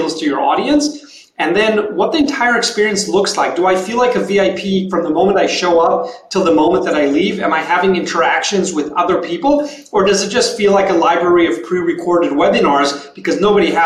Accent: Tel Aviv, Tel Aviv District, Israel; moved away as an adult; now in San Francisco, United States; We're all originally from Tel Aviv, Israel. We moved here 3 years ago

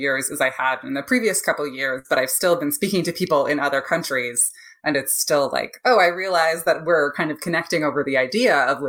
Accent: Ontario, Canada; now in United States; I'm from Canada originally, from Ontario

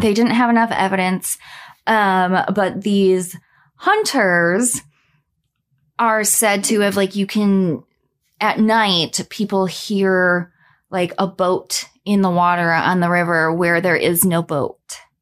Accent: Minnesota, United States; my home state

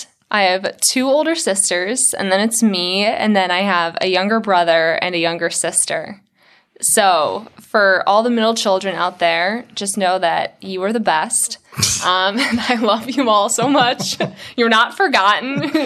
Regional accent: Ireland; The fake tan too, because I'm pretty pale because I'm Irish.

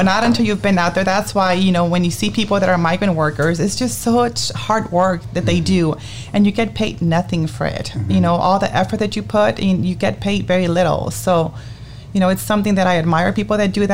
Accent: Mission, Texas, United States; also born or lived in McAllen, Texas / Michigan; I was born in McAllen, Texas, raised in Mission, attended La Jolla High School

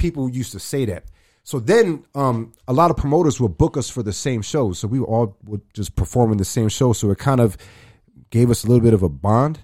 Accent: New York City, New York, United States; now in Arizona, United States; I'm originally from New York. I'm from the Bronx.

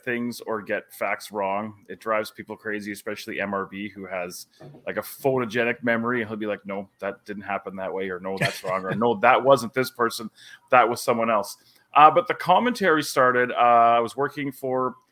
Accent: Calgary, Alberta, Canada; I was born on September the 10th, 1976 at the General Hospital in Calgary, Alberta, Canada

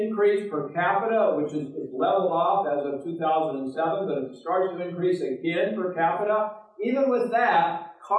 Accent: Oregon, United States; also born or lived in Portland; My home state of Oregon

